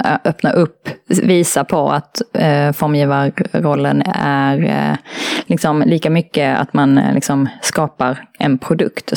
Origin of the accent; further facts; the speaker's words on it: Malmö, Skåne, Sweden; Jag är uppvuxen i Malmö